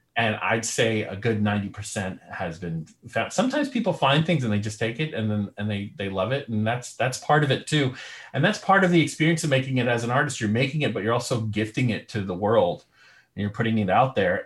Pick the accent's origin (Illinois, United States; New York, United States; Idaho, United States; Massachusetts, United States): New York, United States; I'm from New York